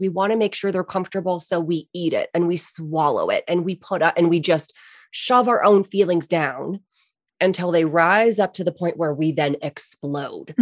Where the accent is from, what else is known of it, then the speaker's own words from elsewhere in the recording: East Coast, United States; I grew up on the East Coast